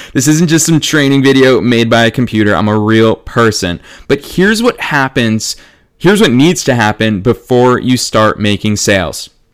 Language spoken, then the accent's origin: English; Marlborough, Massachusetts, United States; my hometown of Marlborough, Massachusetts